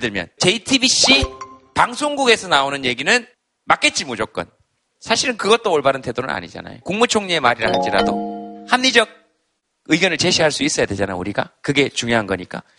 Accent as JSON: {"language": "Korean", "town": "Yeongcheon", "region": "North Gyeongsang", "country": "South Korea", "tie": "born or raised there", "moved": "yes", "said": "저도 막 이렇게 영천에 살았지만"}